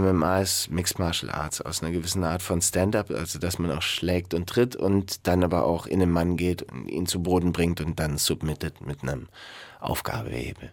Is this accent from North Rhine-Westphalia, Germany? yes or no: no; Garmisch-Partenkirchen, Bavaria, Germany; ich bin in Garmisch-Partenkirchen groß geworden